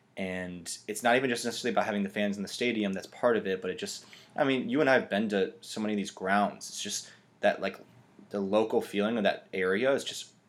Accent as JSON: {"language": "English", "country": "United States", "said": "even as an American"}